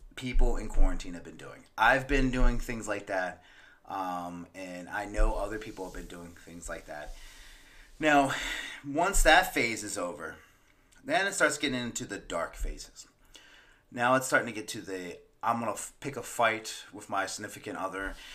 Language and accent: English; Maryland, United States; moved away; my birth state, which is Maryland